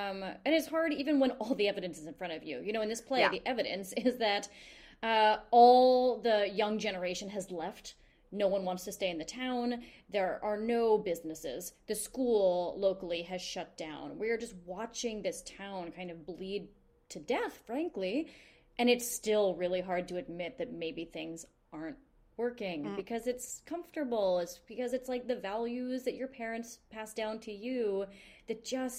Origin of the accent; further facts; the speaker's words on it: New York City, New York, United States; I feel as a New Yorker